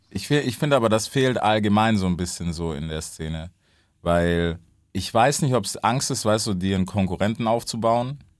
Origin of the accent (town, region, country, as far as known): Stuttgart, Baden-Württemberg, Germany